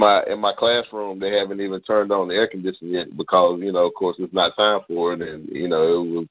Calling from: Goldsboro, North Carolina, United States; I'm coming from North Carolina, Goldsboro.

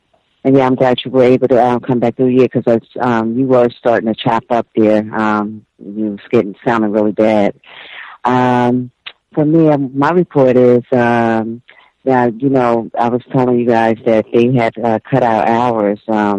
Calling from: Toronto, Ontario, Canada; Hi, B. I'm from Toronto.

